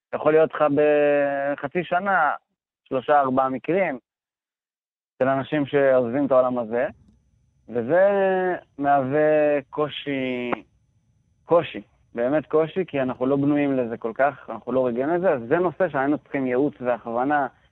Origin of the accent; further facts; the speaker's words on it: Sha'alvim, Central District, Israel; אני גדלתי בקיבוץ שלבים, במרכז הארץ